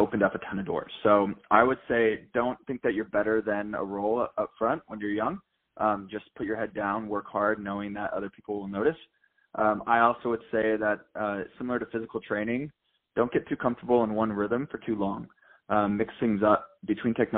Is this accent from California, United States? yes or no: yes; San Diego, California, United States; I'm from San Diego, California. I grew up my entire life where my dad started a telecommunications engineering firm